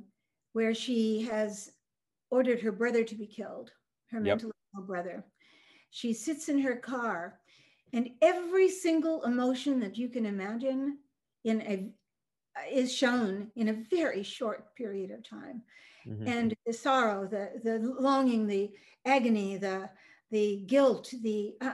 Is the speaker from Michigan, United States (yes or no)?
yes; Michigan, United States; English is a second language; also born or lived in Norway; she placed me with my parents that I had in Michigan.